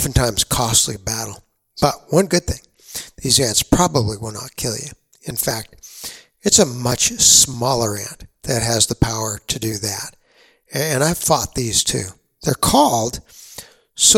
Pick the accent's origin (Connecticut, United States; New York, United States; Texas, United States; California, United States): Texas, United States; San Antonio; Growing up in San Antonio, Texas